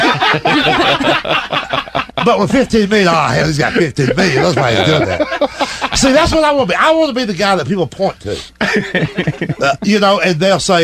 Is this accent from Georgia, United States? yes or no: yes; Georgia, United States; I'm from Georgia.